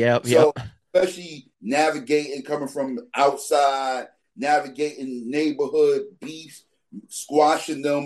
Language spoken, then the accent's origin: English; New York City, New York, United States; also born or lived in Harlem / Queens; growing up in the Bronx, you know, where we growing up in New York, we lived in Harlem, then we lived in Queens, then we moved to the Bronx.